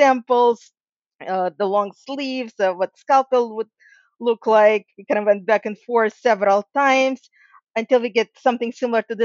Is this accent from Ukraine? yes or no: yes; Ukraine; moved away; And I'm actually from Ukraine myself originally